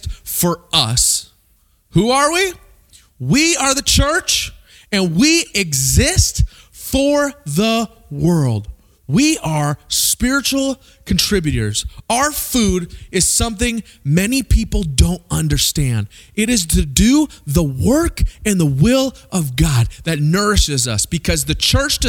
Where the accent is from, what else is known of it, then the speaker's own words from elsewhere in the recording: Springfield, Missouri, United States; I grew up in Springfield, Missouri